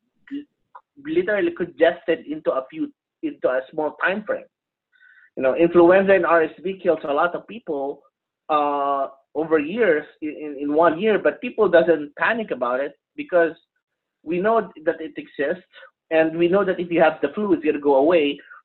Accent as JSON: {"language": "English", "country": "Philippines", "moved": "yes", "lives_now": "United States", "said": "I'm not originally from the U.S. I'm originally from the Philippines"}